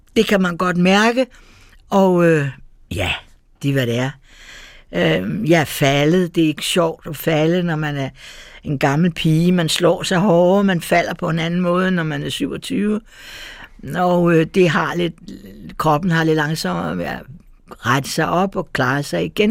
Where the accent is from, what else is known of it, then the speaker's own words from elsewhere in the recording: Copenhagen, Capital Region of Denmark, Denmark; jeg er født på Gamle Strand, lille tur hen over øh, øh, Havnegade, og så har jeg vokset op i Nyhavn. Så jeg er fra det eneste København